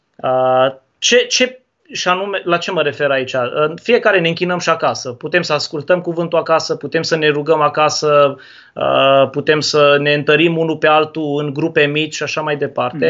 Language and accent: Romanian; Turda, Cluj County, Romania; now in Brăila, Romania; Eu sunt din Turda de loc